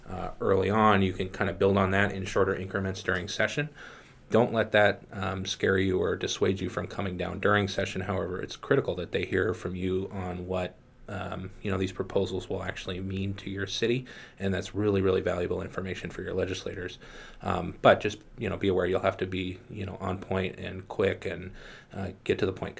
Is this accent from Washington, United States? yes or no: yes; Washington, United States; I'm from Washington. I don't use an umbrella.